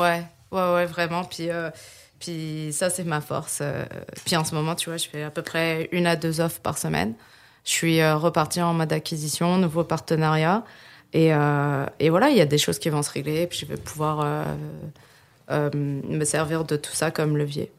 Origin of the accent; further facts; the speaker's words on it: France; moved away as an adult; now in Quebec, Canada; je suis née en France et je suis au Québec depuis 2011.